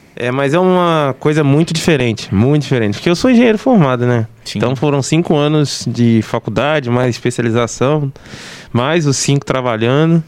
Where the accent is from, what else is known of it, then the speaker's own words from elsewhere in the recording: Barra do Piraí, Rio de Janeiro, Brazil; sou natural de Barra do Piraí